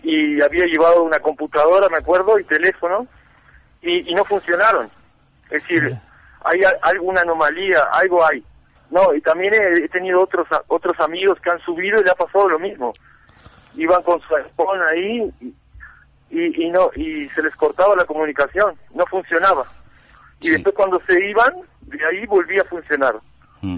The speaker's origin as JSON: {"language": "Spanish", "country": "Uruguay", "tie": "born or raised there", "also_born_or_lived": "France", "moved": "yes", "lives_now": "La Paz, Bolivia", "said": "yo soy uruguayo de nacimiento, mm. soy franco uruguayo"}